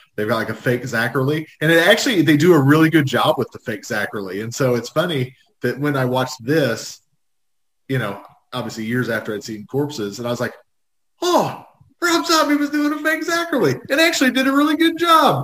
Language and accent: English; United States; I grew up on the Indiana state line, so we got Dayton stations